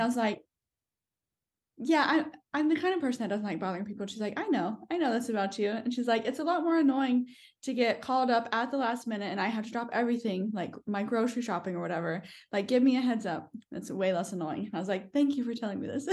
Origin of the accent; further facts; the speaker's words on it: United States; moved away as an adult; also born or lived in New York; now in New Zealand; I'm American.